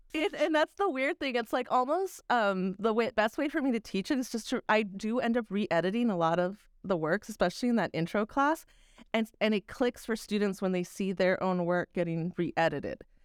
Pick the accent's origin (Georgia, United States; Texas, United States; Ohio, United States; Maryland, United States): Texas, United States; moved away; also born or lived in New York; I'm a Texan.